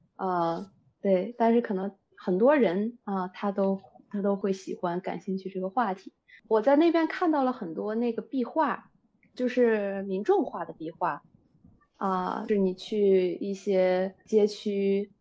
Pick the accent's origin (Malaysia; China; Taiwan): China; 咱们国家